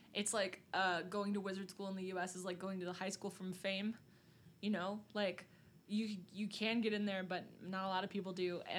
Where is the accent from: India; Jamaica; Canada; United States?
United States; Bethlehem; my hometown that small? Yeah, right? Bethlehem's like 30,000 people?